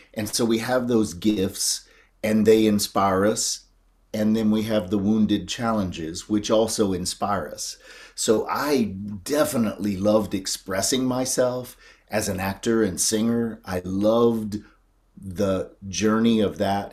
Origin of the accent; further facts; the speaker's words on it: North Carolina, United States; I grew up in North Carolina